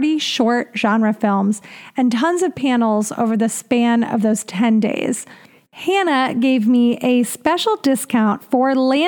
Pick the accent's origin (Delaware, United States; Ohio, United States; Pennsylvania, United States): Ohio, United States; We've been sadly in the Ohio region for many, many, many decades